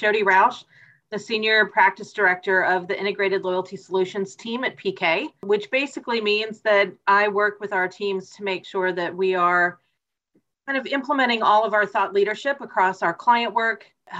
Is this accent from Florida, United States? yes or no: no; Atlanta, Georgia, United States; And as I was growing up in Atlanta, clearly it was Delta.